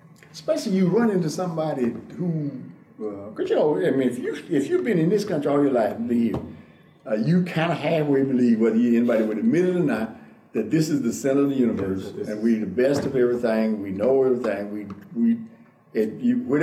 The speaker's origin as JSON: {"language": "English", "country": "United States", "also_born_or_lived": "Pakistan", "said": "I'm from the United States"}